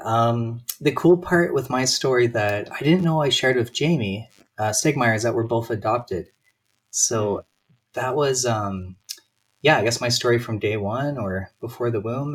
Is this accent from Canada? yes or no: yes; Calgary, Alberta, Canada; born and raised in Calgary